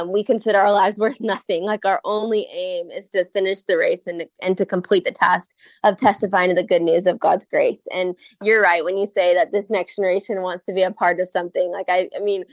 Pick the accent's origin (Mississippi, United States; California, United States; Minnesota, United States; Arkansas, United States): Minnesota, United States; Minneapolis–Saint Paul; now in Waco, United States; I'm actually from Minnesota. I grew up in Minnesota in the Twin Cities, but I live in Waco, Texas with my husband